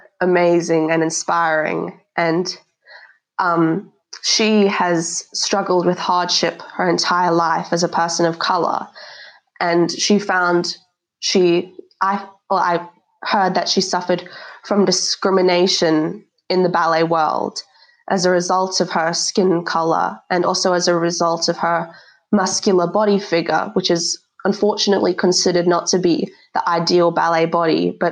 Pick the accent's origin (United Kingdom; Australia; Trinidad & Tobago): Australia; also born or lived in South Africa; Especially, I think growing up in Australia, I've kind of learned different values that I would have learned in South Africa.